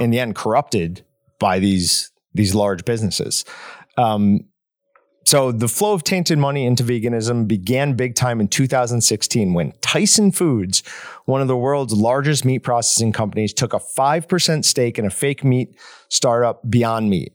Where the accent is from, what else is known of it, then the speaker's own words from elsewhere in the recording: New York, United States; growing up in New York, I knew a couple kids I went to school with were already, like, vegans